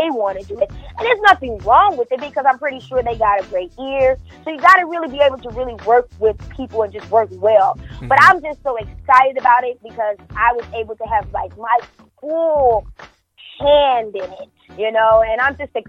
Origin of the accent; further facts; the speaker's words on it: Kentucky, United States; now in Los Angeles, United States; I'm coming from Kentucky